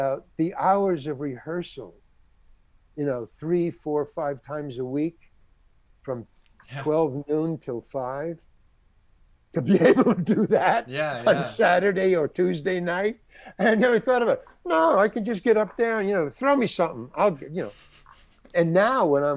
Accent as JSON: {"language": "English", "town": "New York City", "region": "New York", "country": "United States", "tie": "born or raised there", "also_born_or_lived": "Syracuse", "moved": "as an adult", "said": "I came from Far Rockaway. I went to Far Rockaway High School"}